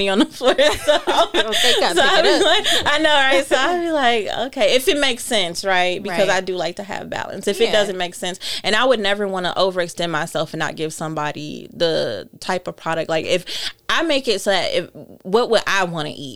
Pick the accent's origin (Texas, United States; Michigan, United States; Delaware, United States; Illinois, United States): Michigan, United States; Detroit; moved away as an adult; also born or lived in Chicago; I'm born and raised in Detroit